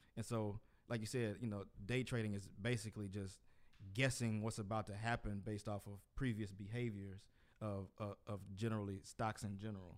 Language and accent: English; Port Arthur, Texas, United States; from my hometown, Port Arthur, Texas